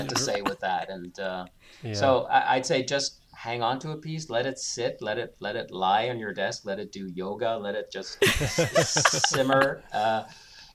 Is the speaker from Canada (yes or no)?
yes; Canada; moved away as an adult; now in Germany; growing up in Canada